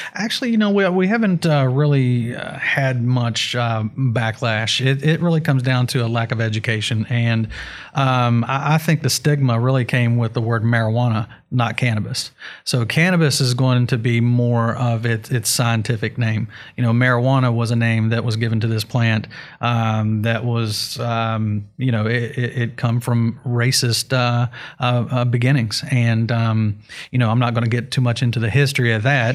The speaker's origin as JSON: {"language": "English", "region": "West Virginia", "country": "United States", "said": "We are from West Virginia"}